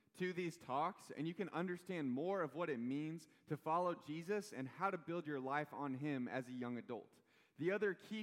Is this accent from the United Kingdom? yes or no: no; Kansas City, Missouri, United States; I'm from Kansas City.